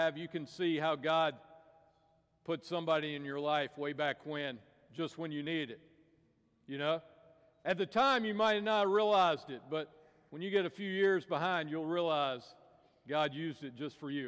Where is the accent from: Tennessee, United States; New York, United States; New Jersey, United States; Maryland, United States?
Tennessee, United States; I grew up in Tennessee